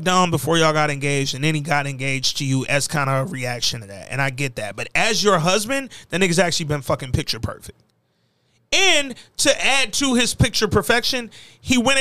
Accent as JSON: {"language": "English", "town": "Birmingham", "region": "Alabama", "country": "United States", "said": "I'm from Birmingham, Alabama"}